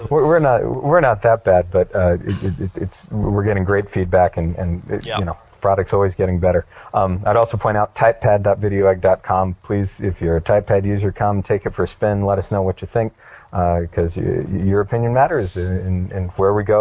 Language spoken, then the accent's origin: English; San Marcos, Texas, United States; we're actually from San Marcos, which is well, so uh, half of them are from the Rio Grande Valley, and the other half from Northeast Texas. My immediate family's in San Marcos, which is south of Austin, about 30 miles.